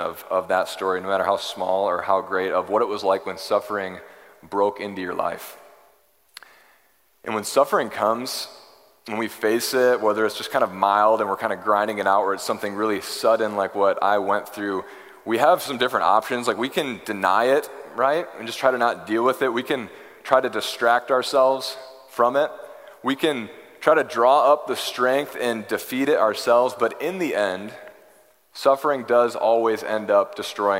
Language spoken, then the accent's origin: English; Michigan, United States; growing up in Michigan